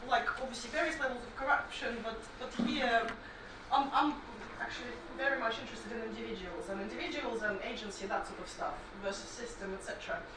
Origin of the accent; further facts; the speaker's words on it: Saint Petersburg, Russia; I'm from St. Petersburg um, in Russia